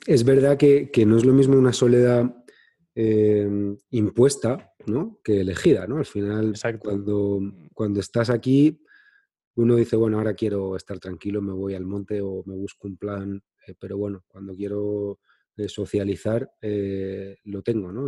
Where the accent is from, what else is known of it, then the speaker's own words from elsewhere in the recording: Madrid, Community of Madrid, Spain; also born or lived in Cádiz; yo nací en Cádiz, pero vivo en Madrid desde que tengo 10 años